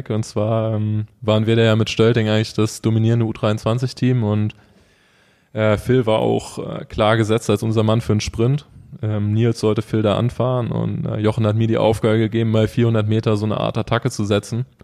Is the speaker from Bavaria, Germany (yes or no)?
no; Neuwied, Rhineland-Palatinate, Germany; born there; ich bin gebürtig aus Neuwied und habe eigentlich mit dem Mountainbiken angefangen, mit 16 ungefähr